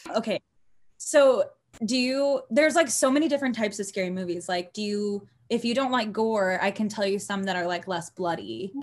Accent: Cypress, Texas, United States; also born or lived in Los Angeles; I grew up in Cyprus

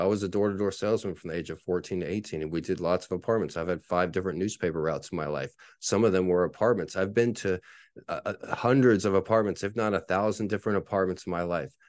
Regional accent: San Antonio, Texas, United States; my hometown team, the only real team I've cheered for in my whole life, the San Antonio Spurs

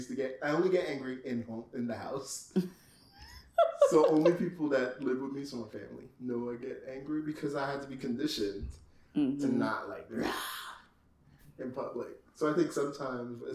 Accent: United Kingdom; I'm British

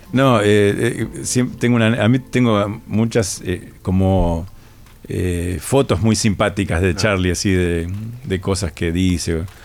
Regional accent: Rosario, Santa Fe, Argentina; yo vengo de Rosario

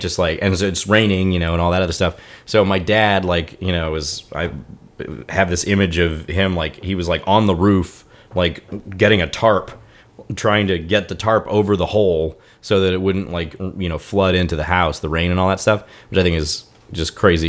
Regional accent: Houston, Texas, United States; moved away; I grew up in Houston

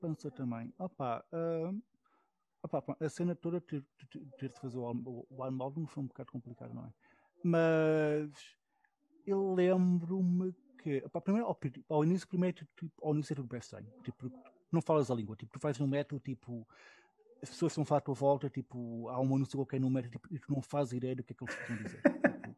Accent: Portugal; now in Berlin, Germany; Há um sítio onde eu de vez em quando vou com outro amigo meu português também

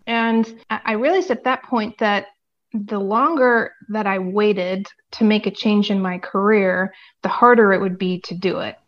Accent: United States; moved away as an adult; now in Europe; living internationally as an American

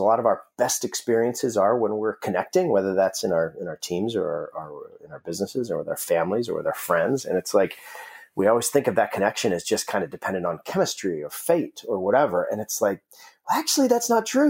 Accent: Alaska, United States; I grew up in Alaska

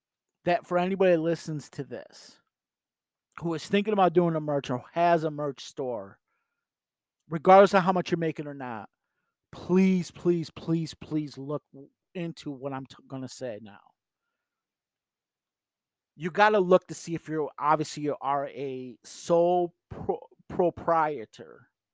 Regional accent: New York, United States; So for me being a New Yorker, I'm going to do business in New York, regardless if I'm selling online

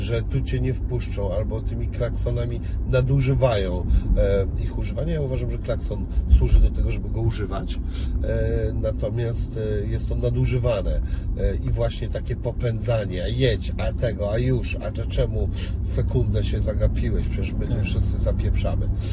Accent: Szczecin, West Pomeranian Voivodeship, Poland; jestem ze Szczecina

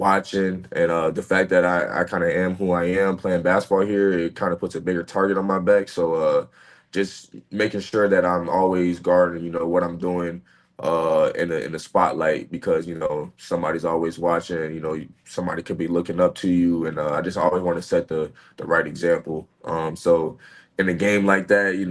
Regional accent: Cary, North Carolina, United States; moved away as an adult; also born or lived in Tempe, Arizona; my hometown

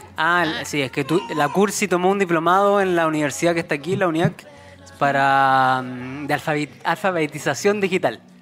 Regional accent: Chile

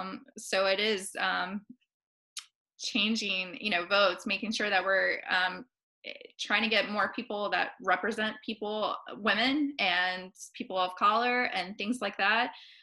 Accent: Appalachia, United States; she's laughed at the way I say words because I'm from Appalachia. And, I said, well, we all have, you know, different accents, different tones.

